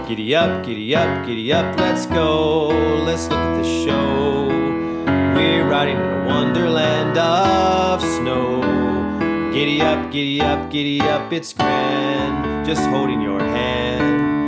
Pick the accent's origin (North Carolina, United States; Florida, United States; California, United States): North Carolina, United States; North Carolina mountains, United States; now in Georgia/Alabama area, United States; I grew up in the North Carolina mountains.